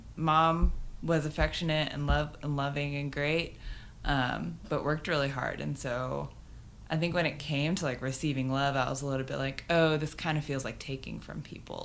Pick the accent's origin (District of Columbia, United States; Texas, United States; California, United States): Texas, United States; Garland; moved away as an adult; also born or lived in Birmingham, Alabama / Lubbock, Texas / Florence, Alabama; now in Nashville, United States; Garland, Texas.